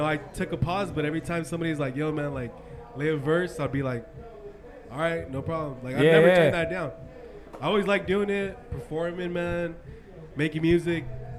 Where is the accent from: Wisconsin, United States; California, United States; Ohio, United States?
California, United States; La Habra; Yeah, born and raised in La Habra, California, too.